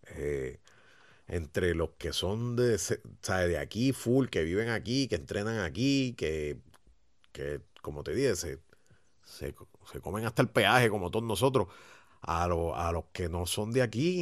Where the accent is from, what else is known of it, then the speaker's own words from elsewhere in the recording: Puerto Rico; Aquí en Puerto Rico